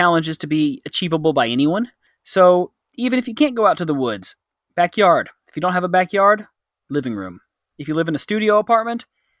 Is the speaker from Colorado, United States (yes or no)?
no; North Texas, United States